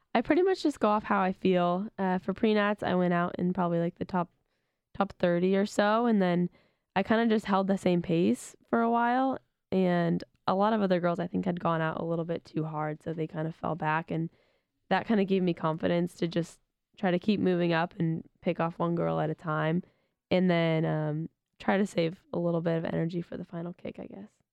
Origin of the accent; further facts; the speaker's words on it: Sacramento, California, United States; moved away as an adult; being back in my hometown